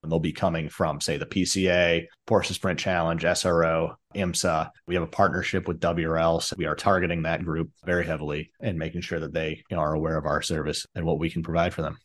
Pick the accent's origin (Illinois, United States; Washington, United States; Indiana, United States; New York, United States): Illinois, United States; Chicago; I grew up in Chicago